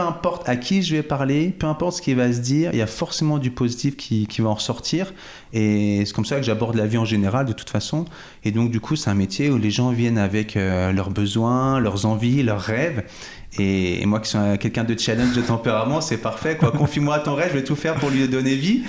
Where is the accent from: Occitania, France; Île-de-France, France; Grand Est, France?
Île-de-France, France; Cachan; moved away as an adult; also born or lived in Vitry-sur-Seine / Fresnes; now in Chablais, France; Je suis né à Vitry-sur-Seine, à la porte de Paris. Puis j'ai principalement grandi sur Cachan, dans le Val-de-Marne, et Fresnes, dans le Val-de-Marne également